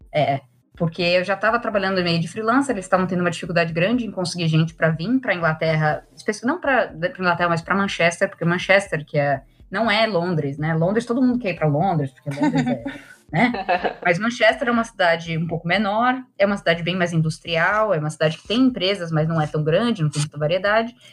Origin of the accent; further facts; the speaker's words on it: Brazil; moved away as an adult; now in Ireland; já estava com um plano de sair é, do Brasil